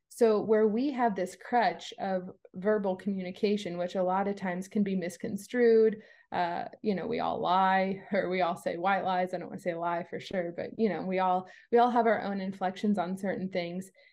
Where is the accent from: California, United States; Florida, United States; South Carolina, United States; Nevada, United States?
Florida, United States; East Coast of; I was born on the East Coast of Florida